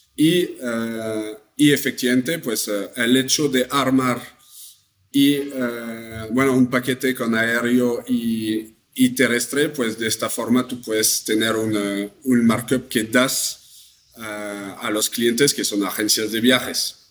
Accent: France; accent: French; Spanish is a second language; moved away as an adult; now in Mexico; como escuchan mi, acento, soy francés.

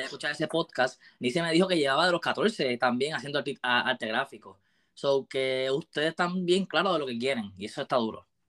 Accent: Puerto Rico; yo siendo puertorriqueño, viste, me crié con, Puerto, con reggaetón

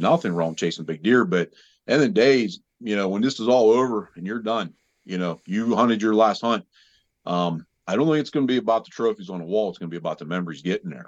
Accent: Southwest Pennsylvania, United States; I'm from Southwest Pennsylvania

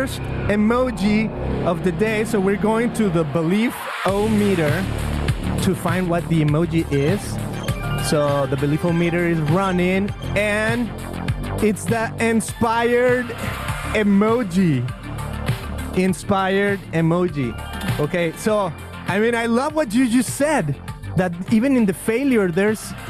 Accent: Guadalajara, Jalisco, Mexico; now in California, United States; I grew up in Mexico

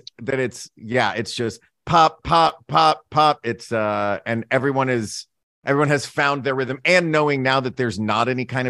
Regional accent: United States; I'm American and we call it mac and cheese here.

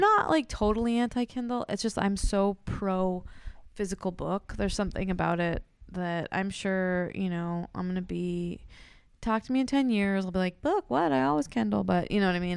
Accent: Corvallis, Oregon, United States; I grew up in Oregon, in a town without a mall

